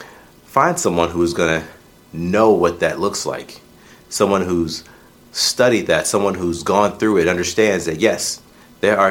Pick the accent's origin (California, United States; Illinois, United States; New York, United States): Illinois, United States; As a boy growing up in Illinois